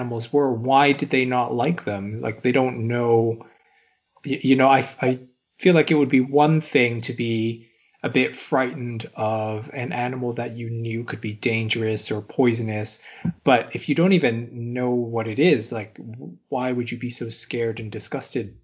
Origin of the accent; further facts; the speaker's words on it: Canada; I'm from Canada